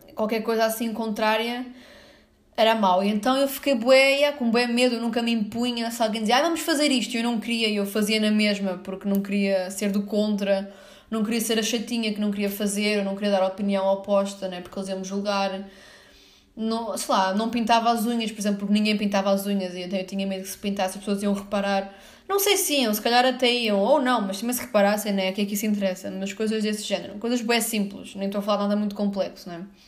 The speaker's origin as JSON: {"language": "Portuguese", "town": "São João do Estoril", "region": "Lisbon", "country": "Portugal", "tie": "born or raised there", "lives_now": "Sintra, Portugal", "said": "Eu nasci e cresci em São João do Estoril"}